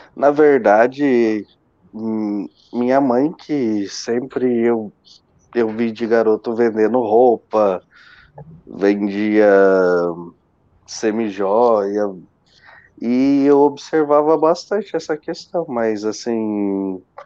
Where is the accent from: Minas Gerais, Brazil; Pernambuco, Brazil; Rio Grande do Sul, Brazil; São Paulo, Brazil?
São Paulo, Brazil; Marília; now in Joinville, Brazil; eu sou natural de Marília, né? Marília, São Paulo. Hoje eu resido em Joinville, Santa Catarina